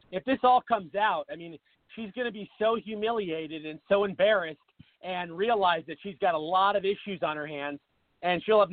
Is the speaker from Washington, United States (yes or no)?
yes; Seattle, Washington, United States; now in Phoenix, United States; I'm originally from Seattle, and Seattle, my home city